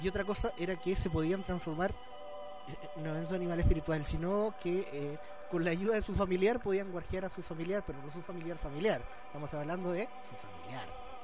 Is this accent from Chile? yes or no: yes; Chile; somos chilenos